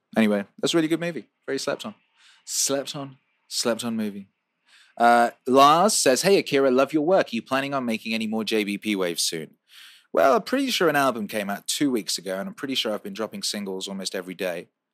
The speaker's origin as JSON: {"language": "English", "region": "Wales", "country": "United Kingdom", "tie": "born or raised there", "also_born_or_lived": "West Bromwich, England", "moved": "yes", "lives_now": "Los Angeles, United States", "said": "I was born in West Bromwich and I grew up in Wales, and now I live in Los Angeles"}